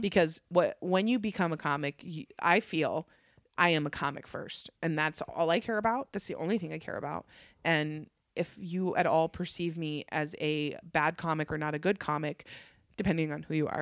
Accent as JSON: {"language": "English", "town": "Fallon", "region": "Nevada", "country": "United States", "tie": "born or raised there", "also_born_or_lived": "Las Vegas, Nevada", "said": "I was born in Vegas, but I was raised in Northern Nevada. So I was raised in a really small farm town"}